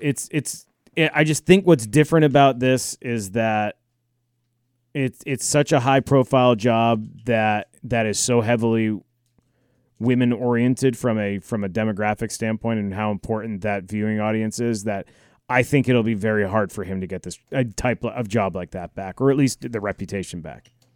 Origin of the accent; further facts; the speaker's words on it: United States; I'm an American